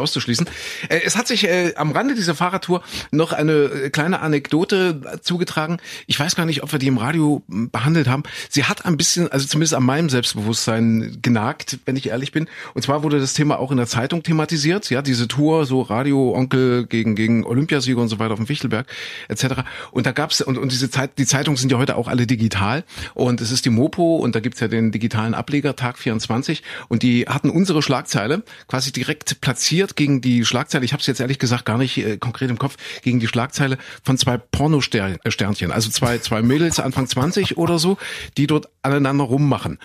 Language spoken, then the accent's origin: German; Saxony-Anhalt, Germany; ich bin in Sachsen-Anhalt Hanna zur Schule gegangen